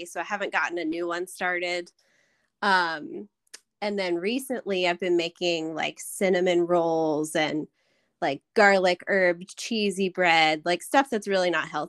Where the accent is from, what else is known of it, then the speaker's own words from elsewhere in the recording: Harrisonburg, Virginia, United States; moved away as an adult; now in Charlottesville, United States; But I grew up in Harrisonburg, so Charlottesville is the only other place I've lived my whole life.